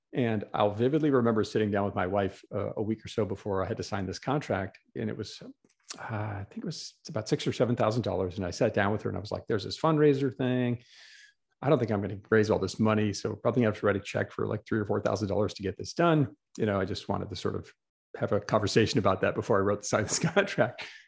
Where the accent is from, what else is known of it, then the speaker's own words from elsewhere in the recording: Green Bay, Wisconsin, United States; moved away as an adult; also born or lived in New York City; I grew up in Green Bay, Wisconsin